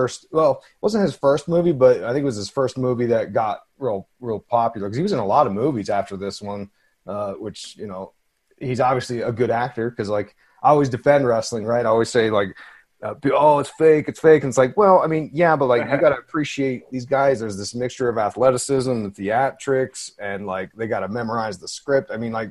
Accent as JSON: {"language": "English", "town": "Allentown", "region": "Pennsylvania", "country": "United States", "said": "I'm from Allentown, PA, and Snuka, he did that murder at the hotel right down where I lived."}